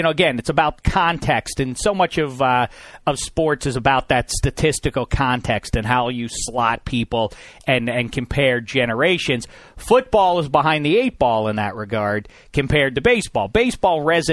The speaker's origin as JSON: {"language": "English", "town": "Pittsburgh", "region": "Pennsylvania", "country": "United States", "tie": "born or raised there", "said": "as a kid growing up in Pittsburgh"}